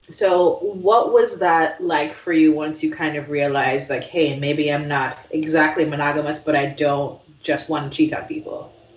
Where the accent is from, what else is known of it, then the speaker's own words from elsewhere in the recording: Jamaica; now in United States; growing up in Jamaica